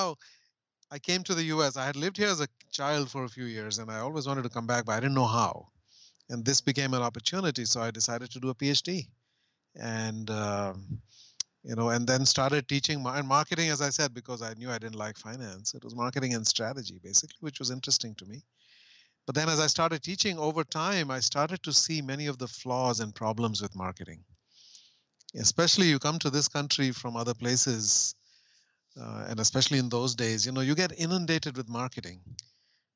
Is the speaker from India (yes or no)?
yes; India; growing up in India in the 70s